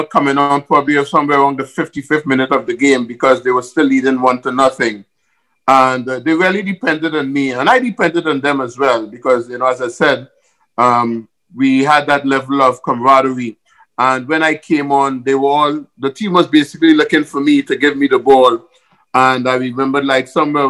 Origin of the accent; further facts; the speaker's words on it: Trinidad & Tobago; moved away; also born or lived in Chicago; growing up in Trinidad